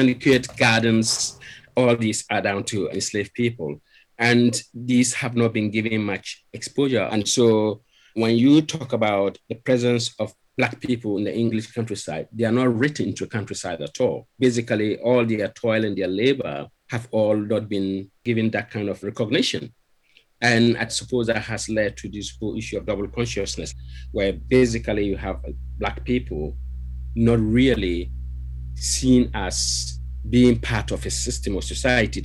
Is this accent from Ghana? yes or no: yes; Ghana; moved away as an adult; now in Sheffield, United Kingdom; I'm originally from Ghana, even though I'm British now. I've been British for over 20 years now, but I still see myself as a Ghanaian